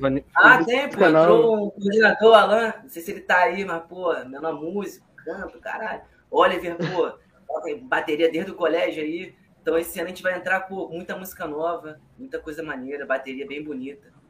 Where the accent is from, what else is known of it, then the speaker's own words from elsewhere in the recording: Rio de Janeiro, Brazil; A gente, tipo assim, a gente é carioca, a gente gosta muito de carnaval.